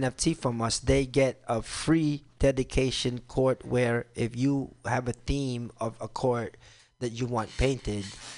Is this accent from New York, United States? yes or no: yes; New York City, New York, United States; moved away as an adult; also born or lived in Brooklyn; now in Philippines; I grew up in New York City